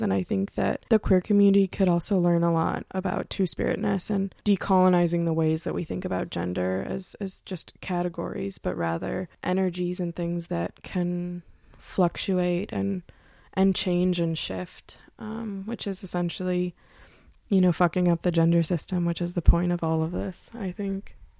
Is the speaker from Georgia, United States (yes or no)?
no; Pontiac, Michigan, United States; now in Bellefonte, United States; I'm originally from the Detroit area, actually Pontiac, Michigan.